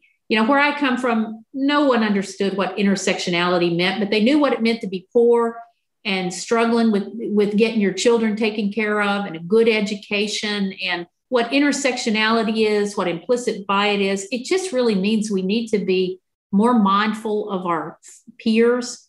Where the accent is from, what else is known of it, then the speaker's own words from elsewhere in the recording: Southwest Virginia, United States; now in San Diego, United States; I grew up in Southwest Virginia in a rural community, pretty conservative part of the state of Virginia